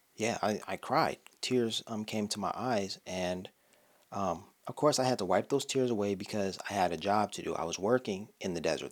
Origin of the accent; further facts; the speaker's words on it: Los Angeles, California, United States; I'm from Los Angeles